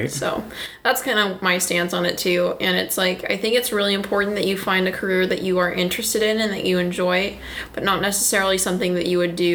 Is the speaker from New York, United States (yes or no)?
no; Gig Harbor, Washington, United States; also born or lived in Port Orchard; I grew up in Gig Harbor and Port Orchard, uh, and my family moved about.